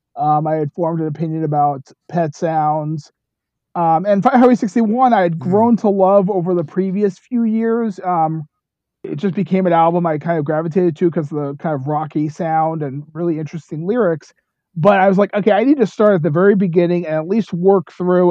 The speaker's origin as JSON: {"language": "English", "town": "New York City", "region": "New York", "country": "United States", "tie": "born or raised there", "also_born_or_lived": "Rockford, Illinois", "moved": "as an adult", "lives_now": "Goshen, United States", "said": "I grew up in Bronx, New York, but I've been living in the Midwest my whole adult life"}